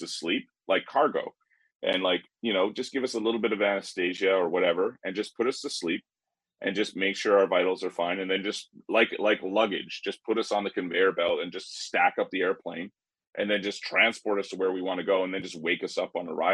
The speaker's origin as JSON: {"language": "English", "country": "Canada", "said": "being Canadian"}